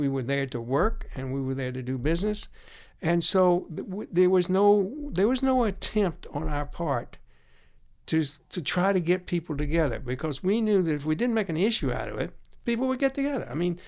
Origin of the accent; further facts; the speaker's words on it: Athens, Georgia, United States; I grew up in Athens, Georgia.